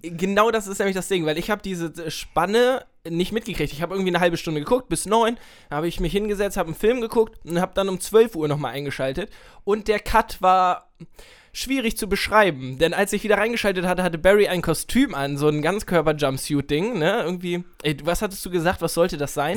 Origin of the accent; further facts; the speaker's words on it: Nienburg, Lower Saxony, Germany; Ich komme ja aus Nienburg